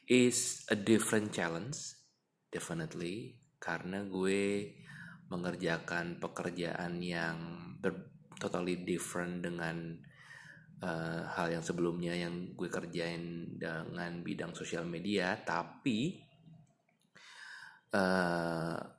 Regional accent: Jakarta, Indonesia; alasannya karena gue anak Jakarta yang lihat Jakarta penuh dengan kemacetan gitu ya

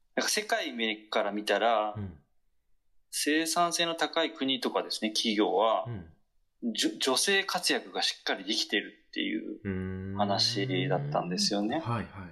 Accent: Kyushu, Japan; 九州男児

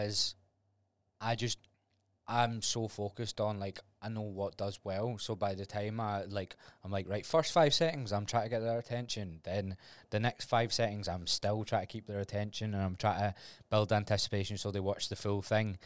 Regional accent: Glasgow, Scotland, United Kingdom; I was Glasgow

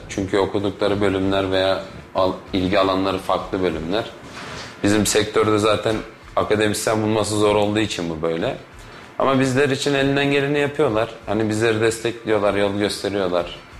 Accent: İzmir, Turkey; moved away as an adult; now in Kayseri, Turkey; İzmir'de doğup büyüdük

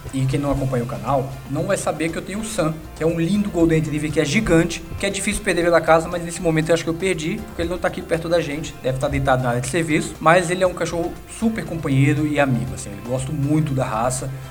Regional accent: Brasília, Federal District, Brazil; moved away as an adult; now in São Paulo, Brazil; quando eu mudei para São Paulo, depois de um ano, eu sou de Brasília, depois de um ano morando em São Paulo

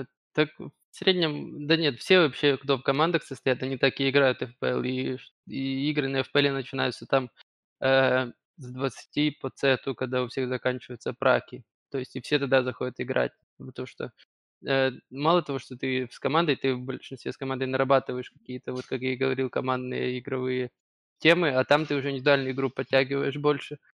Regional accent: Kyiv, Ukraine; я один из Киева

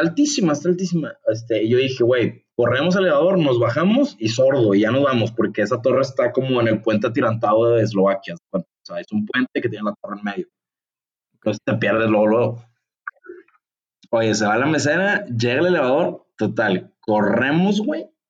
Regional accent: Mexico; soy de México

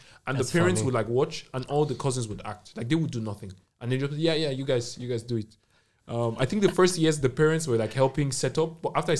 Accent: Nigeria; now in Germany

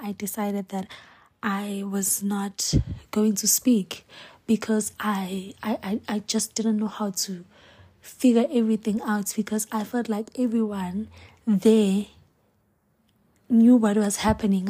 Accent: Hammarsdale, KwaZulu-Natal, South Africa; I'm from Hemsdel, Esankonje. That is where I was born and raised

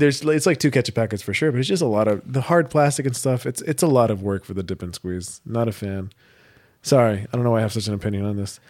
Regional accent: United States; I'm American

